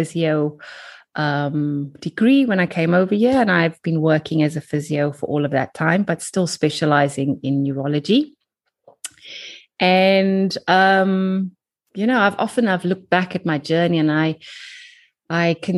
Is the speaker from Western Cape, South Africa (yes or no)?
yes; Cape Town, Western Cape, South Africa; moved away as an adult; now in London, United Kingdom; I am from South Africa, from Cape Town. You can probably tell by my accent. I emigrated when I was 25